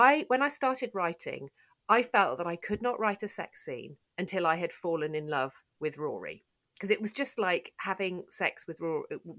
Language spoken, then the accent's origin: English; United Kingdom; I'm so British